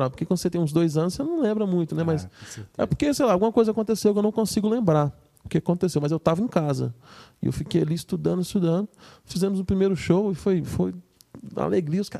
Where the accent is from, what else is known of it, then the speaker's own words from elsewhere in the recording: Serra, Espírito Santo, Brazil; cresci aqui no Espírito Santo, né? Sempre morei na Serra e a cidade é movimentada tal.